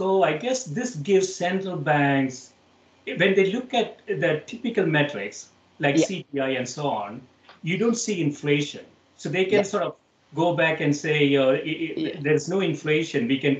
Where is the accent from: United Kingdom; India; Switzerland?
India; now in United States; So I moved from India to the United States in the mid-80s